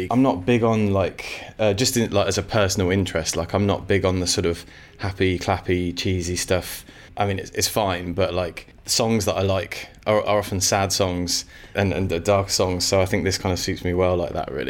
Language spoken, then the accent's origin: English; Sutton Coldfield, West Midlands, United Kingdom; also born or lived in Walsall; So I grew up in a place called Sutton Coldfield in the West Midlands, and was there for till I was about eleven, and then I moved to a place called Walsall Walsall with two L's